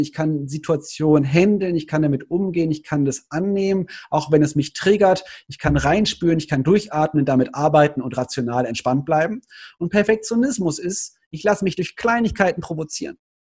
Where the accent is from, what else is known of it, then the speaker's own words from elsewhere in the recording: Cologne, North Rhine-Westphalia, Germany; Ich als Kölner